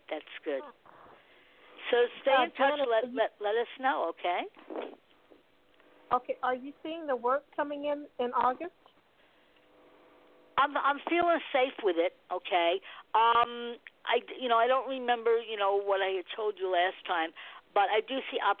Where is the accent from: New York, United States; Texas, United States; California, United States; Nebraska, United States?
Nebraska, United States